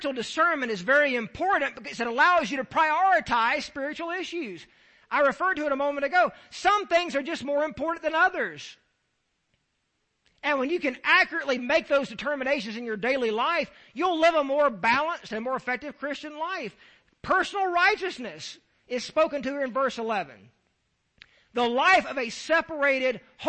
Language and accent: English; Deep South, United States; I'm from the Deep South.